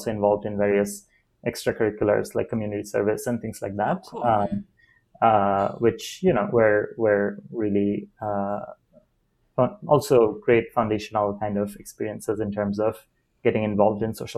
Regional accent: Dhaka, Dhaka Division, Bangladesh; moved away as an adult; also born or lived in Amherst, Massachusetts; I grew up in Dhaka, Bangladesh

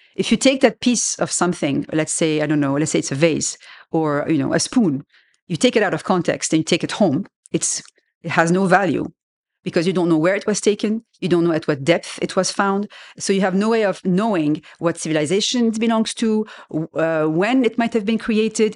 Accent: Lebanon; first language French; English is a second language; moved away as an adult; also born or lived in France; I grew up in Lebanon

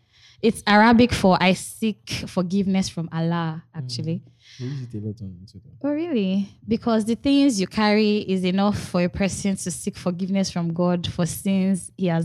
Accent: Nigeria; I can swear I have heard her name growing up in Nigeria, but I do not know where from.

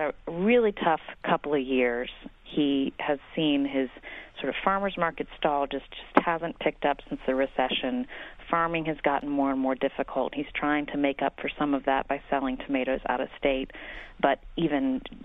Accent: West Virginia, United States; West Virginia, my home state

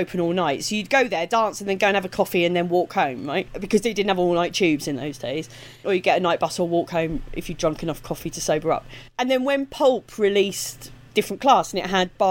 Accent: United Kingdom; accent: Estuary; My accent's very estuary

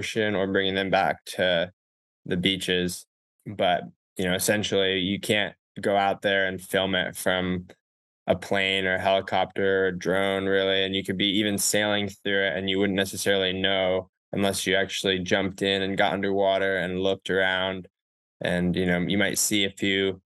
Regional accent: Ithaca, New York, United States; I went to Cornell University in upstate New York, well, the same town that I grew up in Ithaca

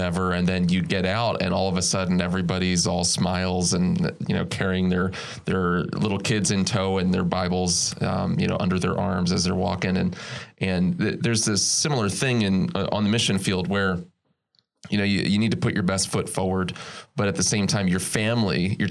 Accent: Philadelphia, Pennsylvania, United States; I'm from Philly

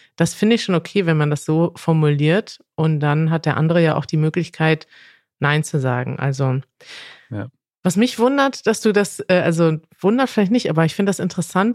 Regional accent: Germany; als Deutscher

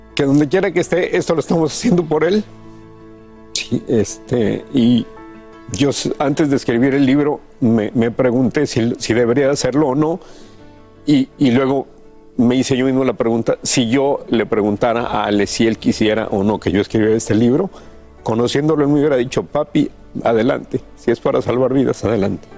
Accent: Mexico; nosotros crecimos en México, nacimos y crecimos en México

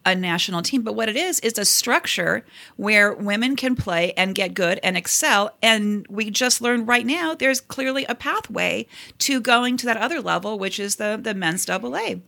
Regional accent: Cleveland, Ohio, United States; I'm from Cleveland

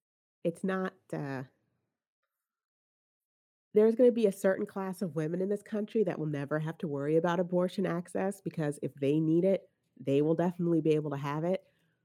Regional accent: New Jersey, United States; now in Texas, United States; We are coming from Jersey, where we had all those blue laws, and like I couldn't get stockings on Sunday or liquor on Sunday.

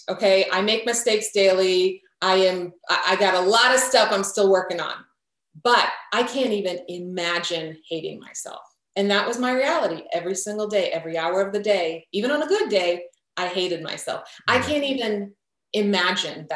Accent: Croatia; moved away; I'm from Croatia. My whole family was in Croatia

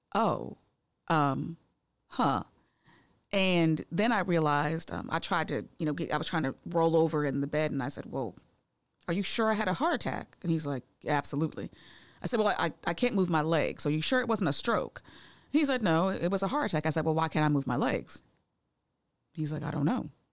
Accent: Massachusetts, United States; now in Georgia, United States; I'm originally from Massachusetts. I didn't know what a Red Rock ginger ale was until I moved to Georgia

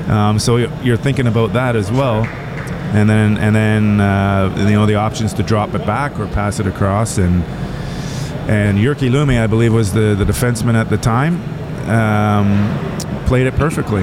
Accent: Toronto, Ontario, Canada; I grew up in Toronto

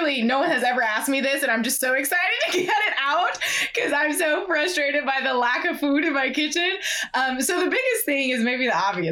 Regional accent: Ohio, United States; I'm from Ohio

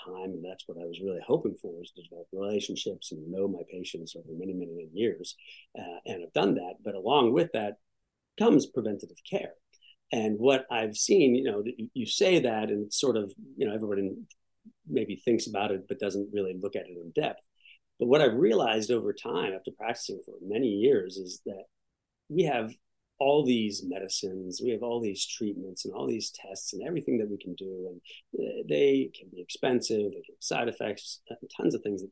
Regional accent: Pittsburgh, Pennsylvania, United States; moved away as an adult; also born or lived in Michigan / Ohio; now in Washington, D.C. area, United States; I grew up in Pittsburgh, Pennsylvania

